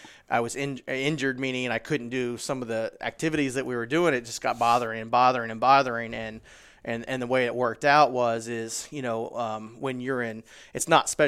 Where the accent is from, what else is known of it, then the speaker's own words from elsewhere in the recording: Springfield, Ohio, United States; So, you know, actually I'm from Springfield, Ohio, pretty much smack dab in the middle of the state.